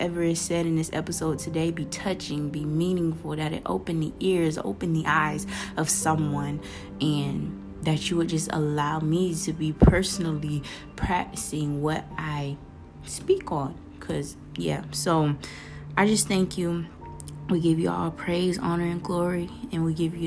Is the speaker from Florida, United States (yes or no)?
yes; Florida, United States; accent: Florida; the little Florida accent coming out. I'm from Florida